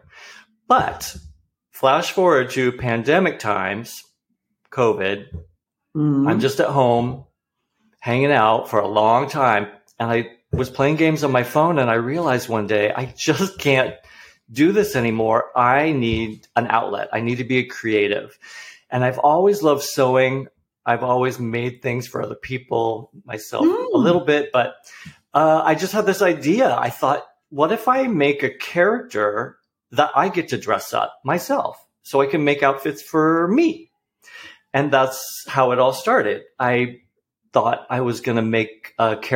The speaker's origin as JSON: {"language": "English", "region": "New England", "country": "United States", "moved": "yes", "lives_now": "Portland, United States", "said": "I'm from the East Coast. I'm from New England."}